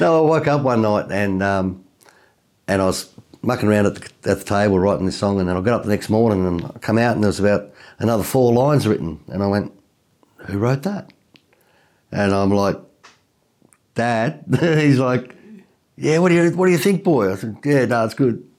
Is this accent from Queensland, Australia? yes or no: no; Tasmania, Australia; I'm from Tasmania, so Tassie is a little island just south of, um, mainland Australia